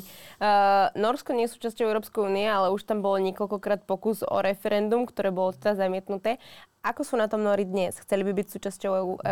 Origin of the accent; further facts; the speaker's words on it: Trenčín, Trenčín Region, Slovakia; u nás v Trenčine